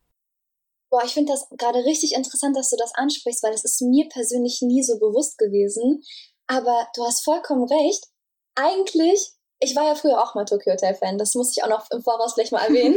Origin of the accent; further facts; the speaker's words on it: Germany; ich komme aus Deutschland